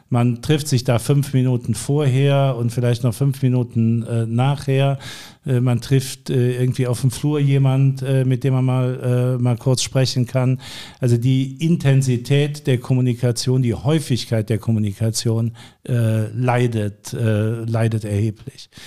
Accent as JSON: {"language": "German", "region": "North Rhine-Westphalia", "country": "Germany", "said": "Ich ich sehe mich selbst eigentlich auch in dem Zusammenhang als Rheinländer."}